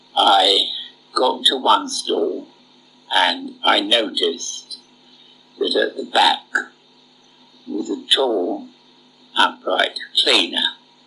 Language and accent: English; St Albans, East of England, United Kingdom; I come from a town just outside London called St. Albans.